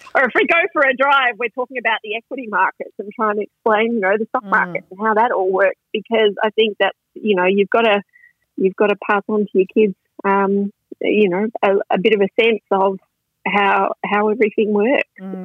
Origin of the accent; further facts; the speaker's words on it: Launceston, Tasmania, Australia; moved away as an adult; I grew up in Tasmania, so ah. um, I was I was born there. I um, lived in Launceston for the first eighteen years of my life